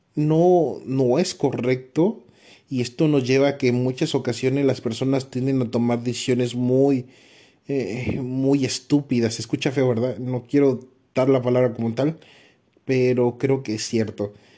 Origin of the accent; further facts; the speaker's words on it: Mexico; como mexicano